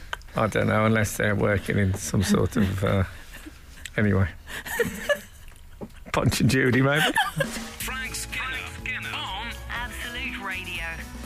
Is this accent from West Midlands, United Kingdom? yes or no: yes; Oldbury, West Midlands, United Kingdom; also born or lived in West Bromwich; I was born in West Bromwich at what was then Hallam Hospital.